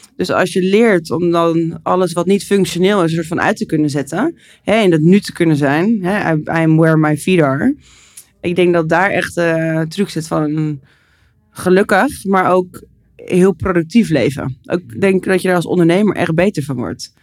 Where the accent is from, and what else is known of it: Netherlands